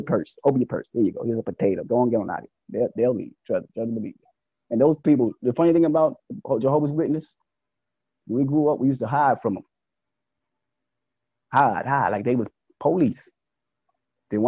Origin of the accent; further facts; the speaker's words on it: New York City, New York, United States; Growing up in Brooklyn